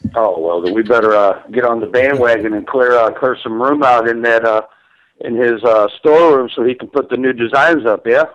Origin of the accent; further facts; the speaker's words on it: St. Louis, Missouri, United States; moved away; also born or lived in Florida; we're originally from St. Louis